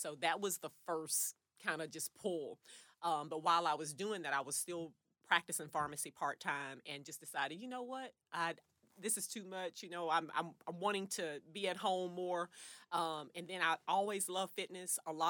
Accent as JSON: {"language": "English", "town": "Wrightsville", "region": "Arkansas", "country": "United States", "tie": "born or raised there", "said": "Yes. I grew up in Wrightsville."}